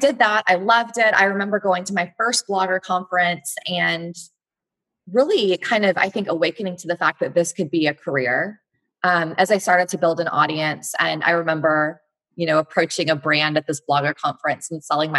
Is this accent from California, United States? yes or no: no; Fort Worth, Texas, United States; also born or lived in Missouri; now in Austin, United States; I'm from Texas. I'm from Fort Worth